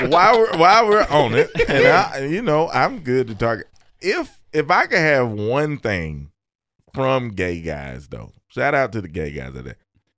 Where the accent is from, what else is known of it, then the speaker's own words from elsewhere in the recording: Opelika, Alabama, United States; I was born in Opelika